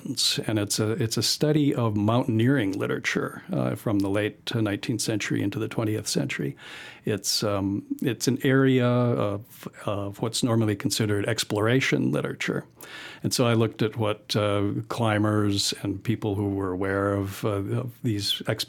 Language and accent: English; Solana Beach, California, United States; moved away as an adult; also born or lived in Idaho panhandle; I'm from North San Diego County, Solana Beach